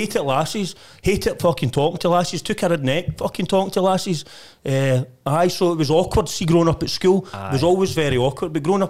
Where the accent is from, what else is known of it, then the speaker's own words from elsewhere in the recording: Blantyre, Scotland, United Kingdom; growing up in Blantyre back then, I mean, we had absolutely nothing.